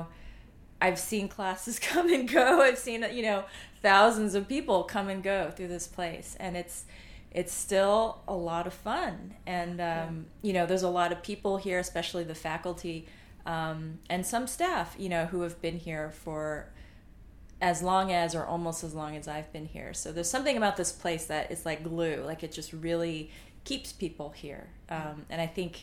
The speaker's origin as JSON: {"language": "English", "region": "California", "country": "United States", "moved": "as an adult", "lives_now": "New York, United States", "said": "So I'm from California, so I went to UC Berkeley for psychology"}